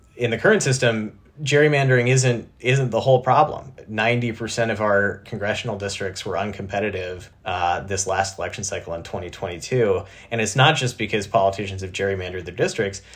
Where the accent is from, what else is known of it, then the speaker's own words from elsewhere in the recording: South Dakota, United States; moved away; I'm from South Dakota originally